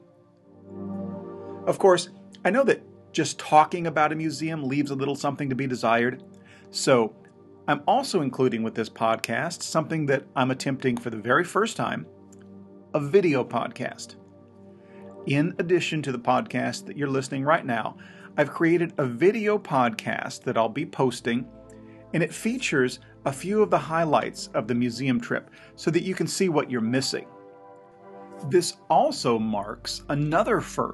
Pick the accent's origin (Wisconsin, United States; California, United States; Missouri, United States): Missouri, United States; my home state of Missouri